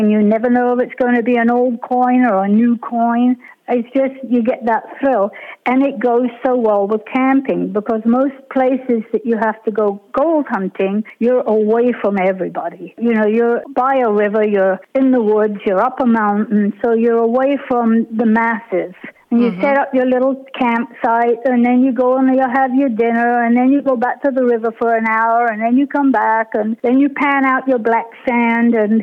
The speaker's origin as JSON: {"language": "English", "country": "United Kingdom", "said": "being British"}